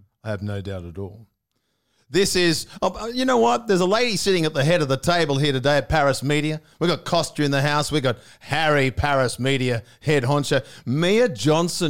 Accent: Sydney, New South Wales, Australia; I grew up at Northmead

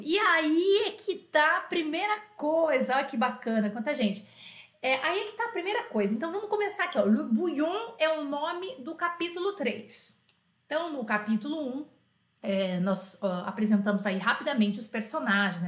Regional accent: Brazil; assim como eu, brasileiro

